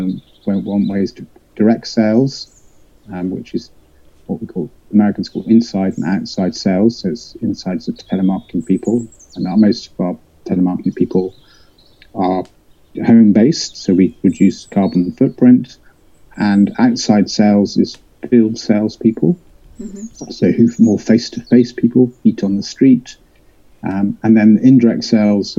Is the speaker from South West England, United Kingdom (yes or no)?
yes; West Country, South West England, United Kingdom; I was brought up in the West Country, so I'm a country boy.